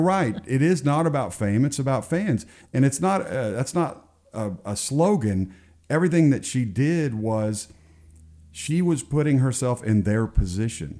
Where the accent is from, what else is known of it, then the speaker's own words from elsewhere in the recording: Garland, Texas, United States; moved away; I'm a Texan also